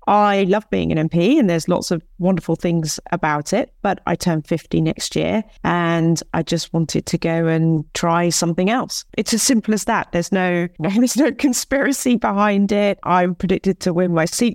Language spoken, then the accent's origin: English; Hythe, South East England, United Kingdom; I grew up in Kent, you know, I grew up in Hythe, I went to school in Folkestone